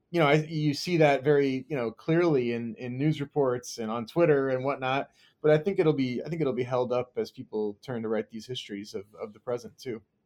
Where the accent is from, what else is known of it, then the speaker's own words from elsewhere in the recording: United States; also born or lived in Kansas, United States / Southern California, United States; grew up in Kansas and Southern California and spent kinda my childhood between those two places